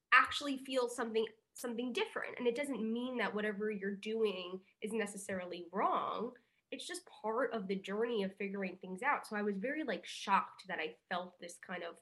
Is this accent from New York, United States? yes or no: yes; New York, United States; moved away as an adult; now in Los Angeles, United States; I grew up in New York. Like I've spent my whole life in New York